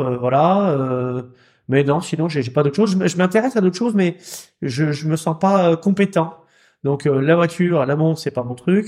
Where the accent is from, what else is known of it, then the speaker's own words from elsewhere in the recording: Rouen, Normandy, France; chez nous à Rouen